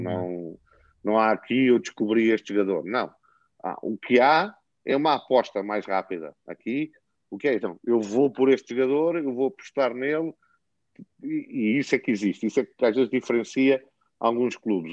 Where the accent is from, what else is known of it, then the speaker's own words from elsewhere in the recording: Portugal; moved away as an adult; now in Ukraine; eu sou português